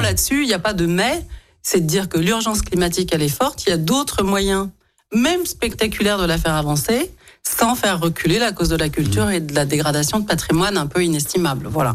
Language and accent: French; Lyon, Auvergne-Rhône-Alpes, France; je suis née à Lyon, j'ai grandi à Lyon, j'y ai travaillé, étudié, fondé ma famille